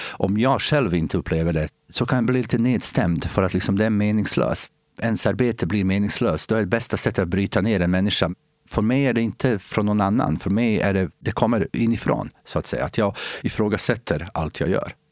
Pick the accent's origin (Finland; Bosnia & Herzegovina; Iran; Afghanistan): Bosnia & Herzegovina; Swedish is a second language; moved away as an adult; also born or lived in Sweden; now in Eskilstuna, Sweden; Jag är bosnier i och med att jag kommer från den delen som idag heter bosnier, men, Bosnien-Hercegovina